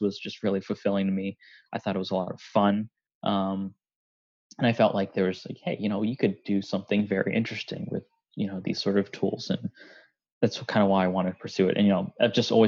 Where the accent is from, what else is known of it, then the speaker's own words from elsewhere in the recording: Gaithersburg, Maryland, United States; also born or lived in Boston; I'm actually a Maryland native. I grew up in Gaithersburg.